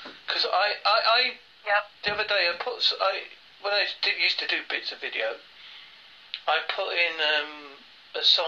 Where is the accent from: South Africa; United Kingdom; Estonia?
United Kingdom; Essex and Devon, England; accent: part Essex and part Devon; my accent isn't the typical what you expect from a British accent, because it's part Essex and part Devon